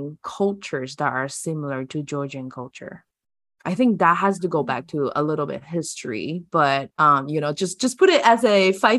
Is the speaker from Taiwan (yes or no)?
yes; Taiwan; I'm from Taiwan, right? And then we are heavily influenced by China because we're like Chinese people.